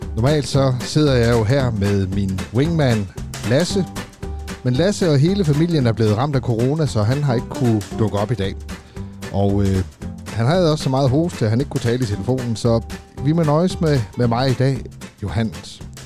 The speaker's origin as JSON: {"language": "Danish", "area": "Funen", "region": "Southern Denmark", "country": "Denmark", "also_born_or_lived": "Aarhus", "moved": "as an adult", "lives_now": "South Jutland, Denmark", "said": "Jeg er jo selv Fynbo"}